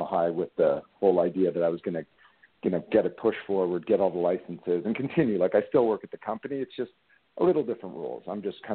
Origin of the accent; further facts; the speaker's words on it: Canada; Being a Canadian boy